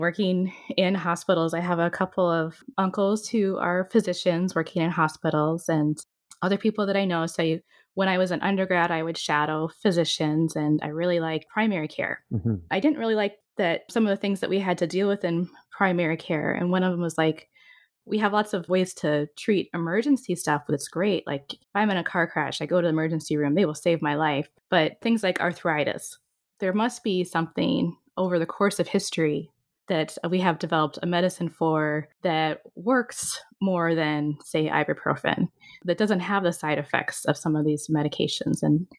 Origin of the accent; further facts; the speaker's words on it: Minnesota, United States; I'm from Minnesota.